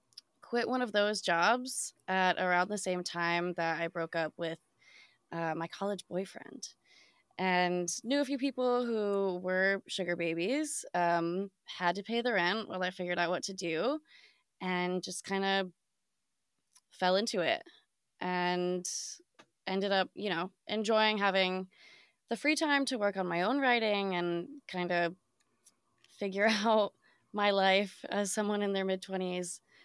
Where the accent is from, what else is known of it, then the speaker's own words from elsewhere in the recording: Midwest, United States; now in New York, United States; Yeah. So I grew up in the Midwest, came out to New York for school